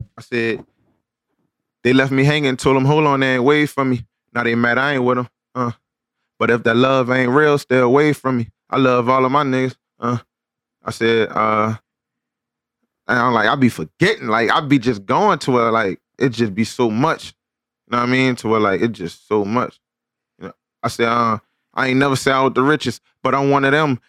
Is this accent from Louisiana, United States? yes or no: yes; New Orleans, Louisiana, United States; moved away as an adult; now in Houston, United States; my hometown in New Orleans